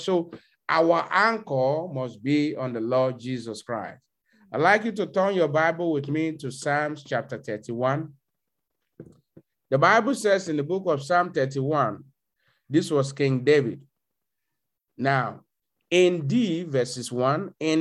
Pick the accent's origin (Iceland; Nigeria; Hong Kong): Nigeria; moved away; a young brother like me in my hometown back in Nigeria